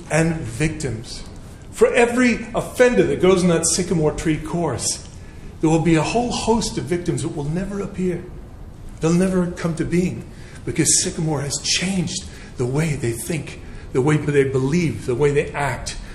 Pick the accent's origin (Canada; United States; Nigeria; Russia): Canada; now in England; originally, I'm from Canada, so I, I do apologize for my uh, slight twang.